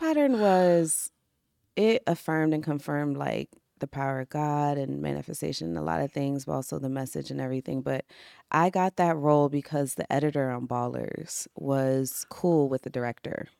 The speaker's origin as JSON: {"language": "English", "region": "Maryland", "country": "United States", "said": "I'm from Maryland"}